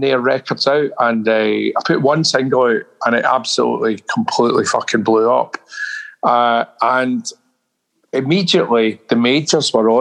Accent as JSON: {"language": "English", "town": "Glasgow", "region": "Scotland", "country": "United Kingdom", "moved": "yes", "lives_now": "London, United Kingdom", "said": "I couldn't go back to Glasgow, man. Not to live, no way. I mean, I've left 40 years ago and I'm a Londoner, really"}